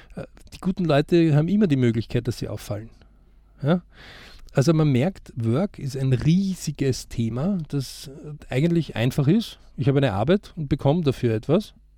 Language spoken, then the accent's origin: German; Austria; bei uns in Österreich